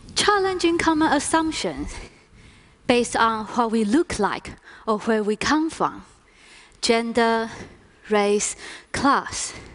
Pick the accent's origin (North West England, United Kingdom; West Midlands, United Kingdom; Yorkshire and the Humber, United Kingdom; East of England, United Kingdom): North West England, United Kingdom; near Manchester; accent: northern; I was born and raised near Manchester in England